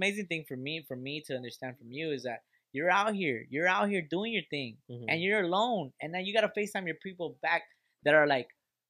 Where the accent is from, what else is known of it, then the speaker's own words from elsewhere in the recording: Vietnam; Fool, I'm from Vietnam, bitch.